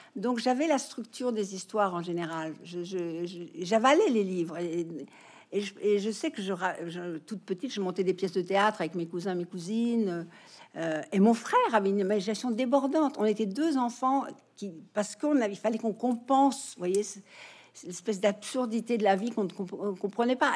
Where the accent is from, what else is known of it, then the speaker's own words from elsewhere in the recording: France; moved away as an adult; also born or lived in United States; c'est en vivant aux États-Unis que je me suis rendu compte que j'étais française. quand j'ai quitté la France